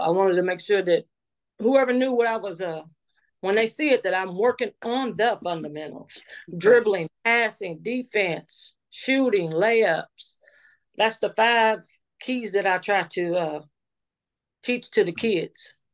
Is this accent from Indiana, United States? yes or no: yes; New Albany, Indiana, United States; I'm from New Albany, Indiana